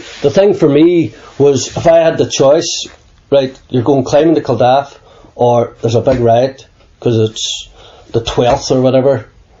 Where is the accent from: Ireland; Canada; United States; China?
Ireland; Dublin, Leinster; also born or lived in South Africa; I was born in South Africa and left in an orphanage and by a white sailor, apparently. So the Irish missionary nuns named me …, which is South African for boatman or sailor. And they took me then when I was about a year and a half back to Dublin in Ireland